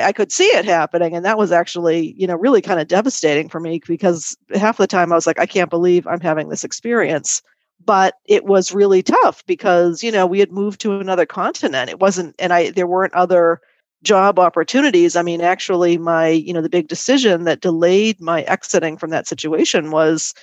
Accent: Boston, Massachusetts, United States; moved away as an adult; now in France; I'm from the Boston area

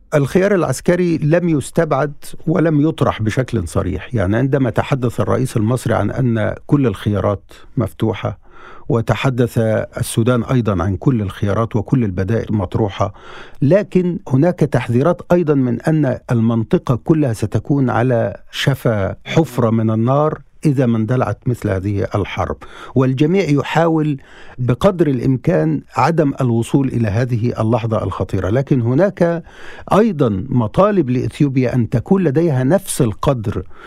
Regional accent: Egypt; نحن كصحفيين مصريين

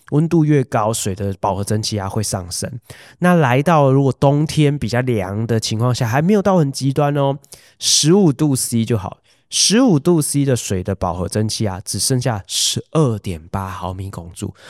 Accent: Hualien County, Taiwan; 我以前小时候在花莲长大，家里面没有用除湿机的习惯

